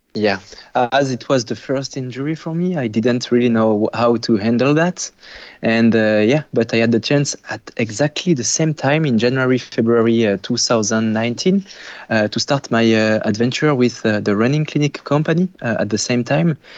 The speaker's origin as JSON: {"language": "English", "country": "France", "moved": "as an adult", "lives_now": "Quebec, Canada", "said": "I'm French originally"}